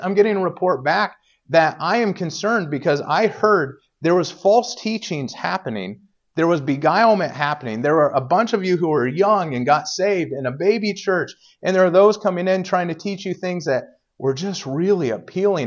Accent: Indiana, United States; moved away; I grew up in Indiana, but everybody, you know, was kind of, I don't know, Southern over there

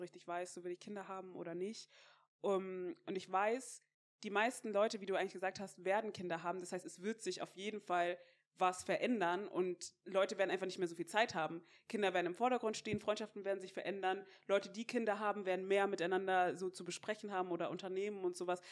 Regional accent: Mainz, Rhineland-Palatinate, Germany; ich komme ja aus Mainz

